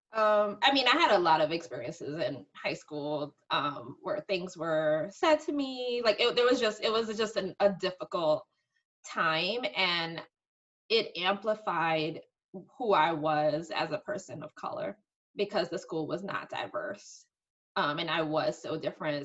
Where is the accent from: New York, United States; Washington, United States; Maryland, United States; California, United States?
New York, United States; New York City; I grew up in the Bronx, uh, right by Yankee Stadium